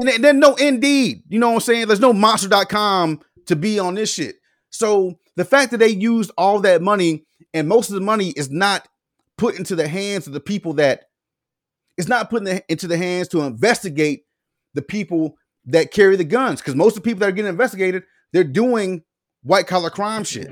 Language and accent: English; the South, United States; we grew up in the South.